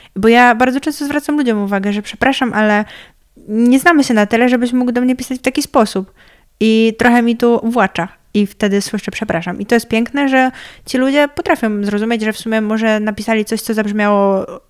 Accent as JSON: {"language": "Polish", "area": "near Trzebnica", "region": "Lower Silesian Voivodeship", "country": "Poland", "said": "jestem z wioski"}